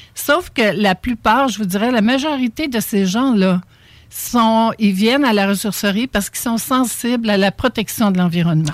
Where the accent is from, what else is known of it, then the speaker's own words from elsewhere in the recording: Charlevoix, Quebec, Canada; moved away; je viens de Charlevoix